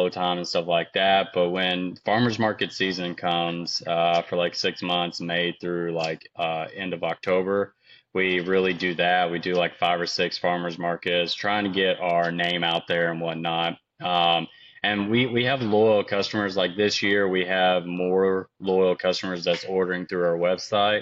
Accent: Aurora, Kentucky, United States; now in Nashville, United States; I'm from Aurora, Kentucky

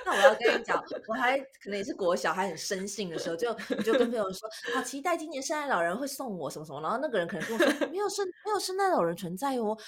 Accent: Taiwan; 我们台湾人

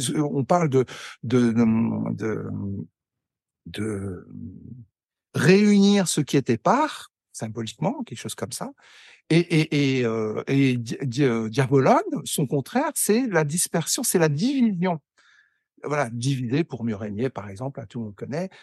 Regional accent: Pas-de-Calais mining basin, Hauts-de-France, France; moved away; also born or lived in Lille / Algeria; je suis né à Lille. j'ai j'ai grandi dans le Pas-de-Calais, dans le bassin minier, jusqu'en 1985

